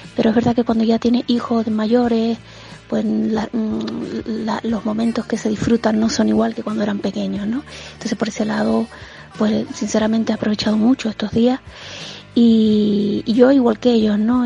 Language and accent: Spanish; Canary Islands, Spain; todos los canarios pues somos muy besucones